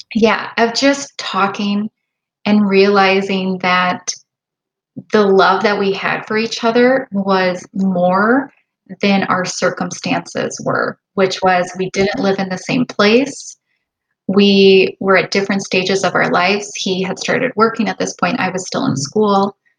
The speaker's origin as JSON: {"language": "English", "area": "Chicago area", "region": "Illinois", "country": "United States", "tie": "born or raised there", "said": "I am a hospitalist just outside of Chicago. My husband and I grew up here"}